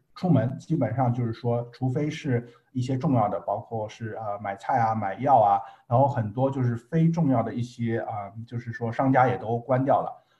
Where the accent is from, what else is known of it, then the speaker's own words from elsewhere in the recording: China; now in United States; 从我们中国人角度来说